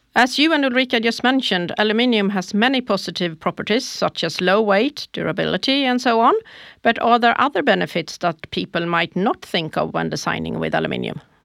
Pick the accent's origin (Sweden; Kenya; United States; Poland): Sweden; Småland; I am from Småland